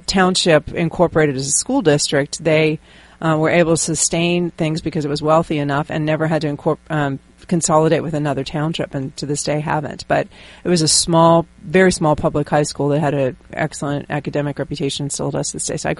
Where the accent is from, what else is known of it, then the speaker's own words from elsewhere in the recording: Pittsburgh, Pennsylvania, United States; I grew up in Western Pennsylvania, in Pittsburgh, Pennsylvania.